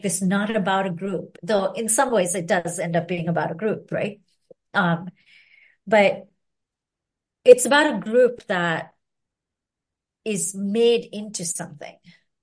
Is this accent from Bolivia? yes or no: no; Sri Lanka; now in United States; I'm from Sri Lanka